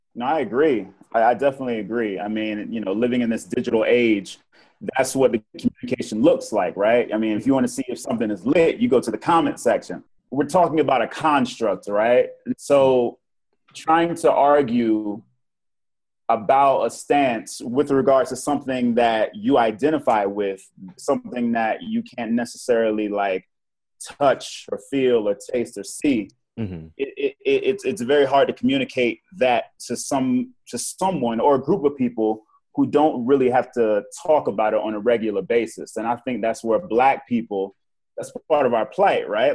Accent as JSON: {"language": "English", "town": "Portsmouth", "region": "Virginia", "country": "United States", "tie": "born or raised there", "also_born_or_lived": "South Korea / England", "moved": "as an adult", "lives_now": "Bogota, Colombia", "said": "from Virginia, born and raised in Portsmouth, Virginia."}